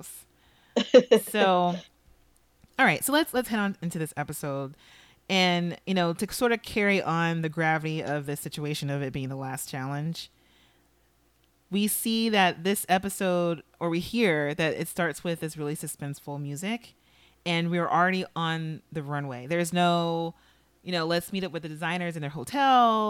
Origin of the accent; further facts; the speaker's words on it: Los Angeles, California, United States; I grew up in Los Angeles